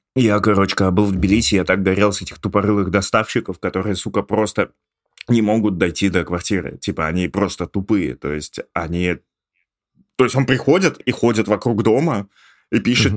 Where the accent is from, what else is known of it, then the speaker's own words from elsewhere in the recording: Ivanovo, Ivanovo Oblast, Russia; moved away; я был из Иванова